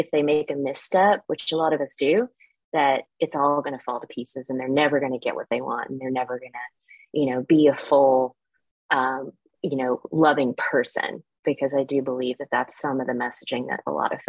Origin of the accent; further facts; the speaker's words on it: the South, United States; moved away; growing up in the South, I was smack dab in the Bible Belt